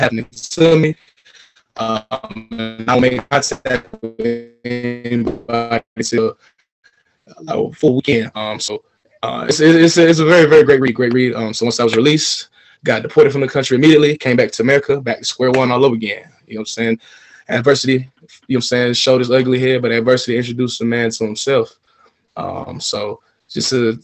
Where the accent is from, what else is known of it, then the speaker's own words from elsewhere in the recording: Atlanta, Georgia, United States; moved away as an adult; also born or lived in China; born and raised in Atlanta, Georgia